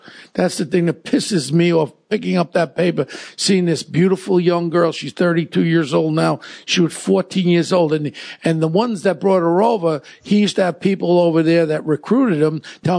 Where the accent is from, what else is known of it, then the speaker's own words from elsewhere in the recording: New York City, New York, United States; I grew up in Ozone Park with Gotti and Scopo and all these characters with Paul Savino.